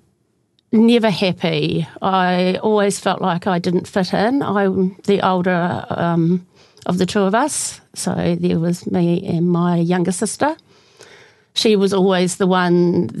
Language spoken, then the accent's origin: English; Kaiapoi, Canterbury, New Zealand; I grew up in Kaipoi